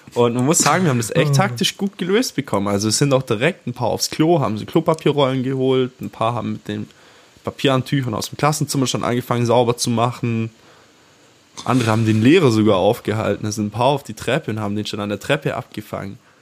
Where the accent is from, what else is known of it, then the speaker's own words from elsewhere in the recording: Swabia, Baden-Württemberg, Germany; … und ich, wir sind ja hier beide im Schwarmländle aufgewachsen